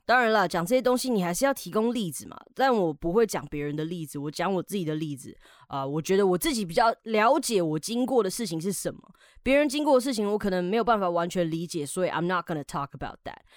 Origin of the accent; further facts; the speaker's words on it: Taiwan; 我们台湾人